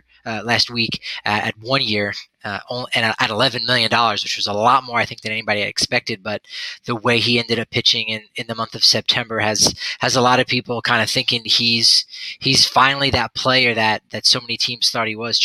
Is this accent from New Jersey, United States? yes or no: yes; New Jersey, United States; now in Colorado, United States; growing up in New Jersey